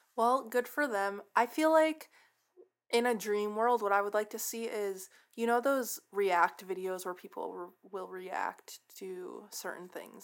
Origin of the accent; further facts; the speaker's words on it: San Francisco, California, United States; I'm from San Francisco